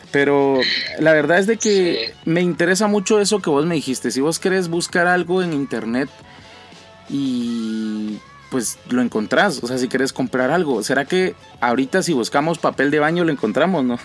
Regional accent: Guatemala; nosotros como guatemaltecos

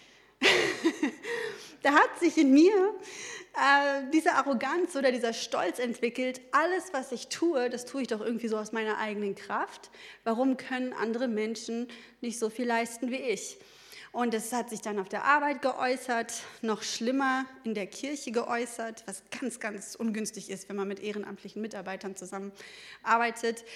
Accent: Ruhr area, North Rhine-Westphalia, Germany; ich komme eigentlich so aus dem Ruhrgebiet

